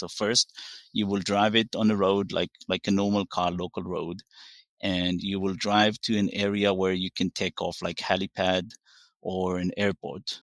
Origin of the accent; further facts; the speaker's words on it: Israel; English is a second language; moved away; I'm originally from Israel, live in forty-five minutes south of Tel Aviv. Very, grew up in very small village